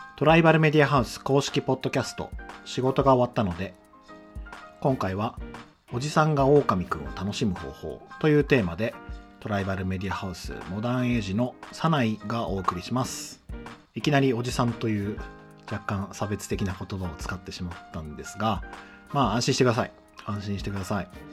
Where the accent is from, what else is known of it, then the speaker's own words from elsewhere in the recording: Chiba, Japan; 地元は千葉の海浜幕張、幕張メッセとか幕張マリンスタジアムがある埋め立て地